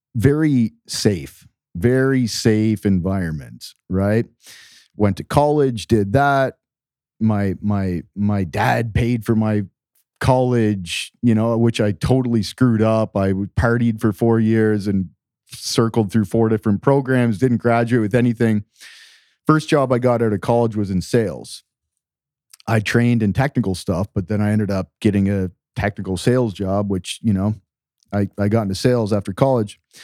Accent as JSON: {"language": "English", "country": "Canada", "tie": "born or raised there", "also_born_or_lived": "Latin America", "moved": "yes", "said": "I grew up in Canada in a very simple, small town"}